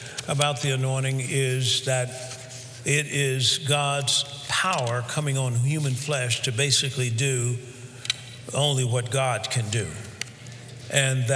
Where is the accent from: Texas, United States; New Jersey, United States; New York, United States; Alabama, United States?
Alabama, United States; where I was raised in Alabama, where it was hot